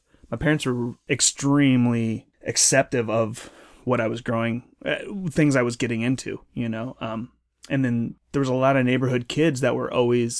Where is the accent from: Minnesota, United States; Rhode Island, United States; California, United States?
California, United States; San Francisco; born there; So I was born in San Francisco, but my parents grew up in Pacifica, California, which is a coastal town outside of SF, a little bit south.